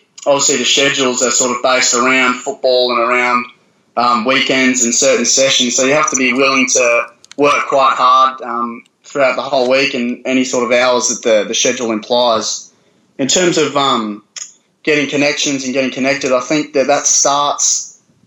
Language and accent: English; South Australia, Australia; now in Brisbane, Australia; I'm a boy from South Australia.